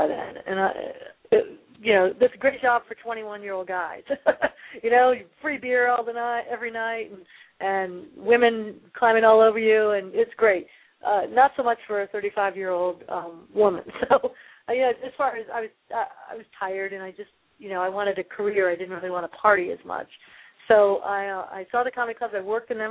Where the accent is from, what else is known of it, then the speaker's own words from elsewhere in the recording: United States; I grew up right outside Washington, D.C.